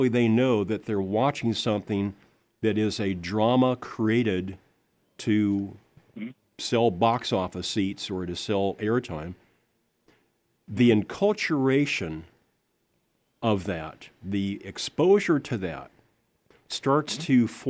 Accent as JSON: {"language": "English", "town": "Lincoln", "region": "Nebraska", "country": "United States", "tie": "born or raised there", "said": "I grew up in Lincoln, Nebraska"}